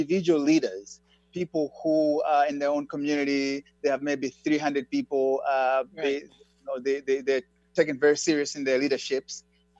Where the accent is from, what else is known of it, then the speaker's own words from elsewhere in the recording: Malawi; moved away as an adult; now in Seattle, United States; I was born in Malawi and moved here about 20 years ago